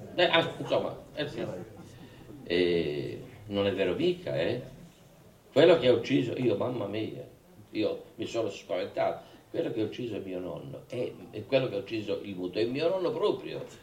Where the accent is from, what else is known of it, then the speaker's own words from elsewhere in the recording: Luogosanto, Sardinia, Italy; io sono un uomo di terre chiuse perché sono nato lì a Logosanto, che era, che era comune di Tempio, proprio al centro della Gallura